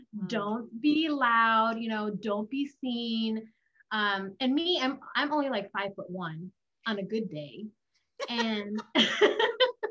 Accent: United States; I was the Asian girl growing up in America. I was the immigrant girl that came to America

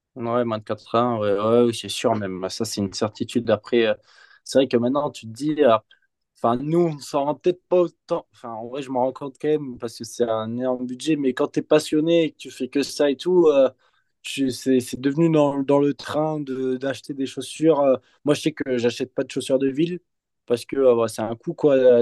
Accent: Bordeaux, Nouvelle-Aquitaine, France; nous, on vient de Bordeaux

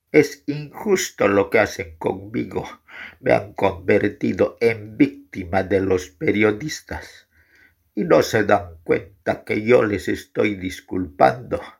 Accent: Guarina, La Paz, Bolivia; Yo soy de Guarina.

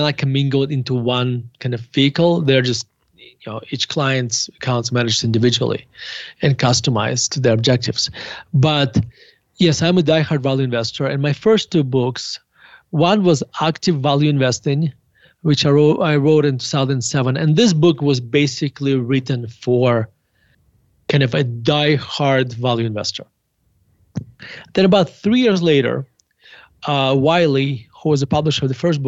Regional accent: Murmansk, Murmansk Oblast, Russia; now in Denver, United States; I was born in Murmansk, Russia

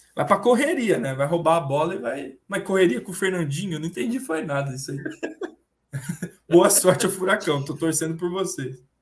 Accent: Paraná, Brazil; nós dois somos paranaenses

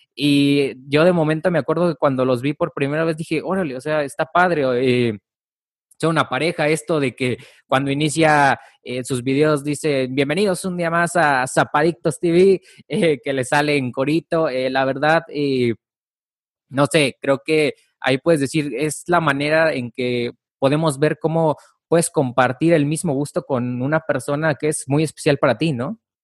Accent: Mexico; yo no soy de la Ciudad de México yo se puede decir que soy, eh, soy de provincia

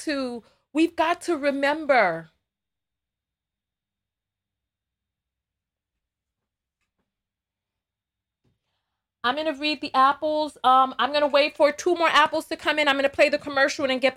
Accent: New York City, New York, United States; I am from the Bronx. But you hear me, I don't sound like Cardi B.

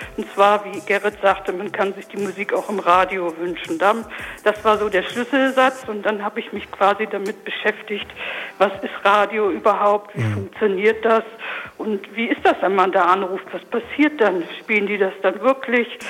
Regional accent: Lindau, Germany; bei uns in Lindau in dem Ort in den Fanfarenzug eingetreten

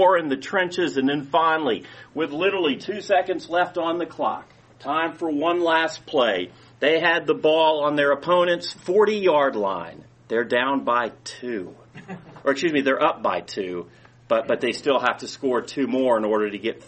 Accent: Powder Springs, Georgia, United States; I grew up in Cobb County in Powder Springs.

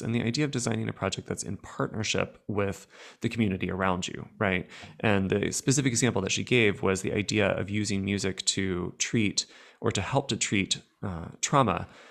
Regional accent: United States; I'm speaking as an American

